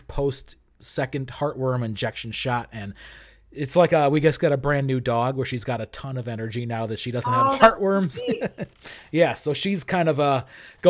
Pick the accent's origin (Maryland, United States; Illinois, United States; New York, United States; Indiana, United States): Illinois, United States; Arlington Heights; also born or lived in Chicago, Illinois; I grew up in Arlington Heights. I've been there for, I spent my first 25 years there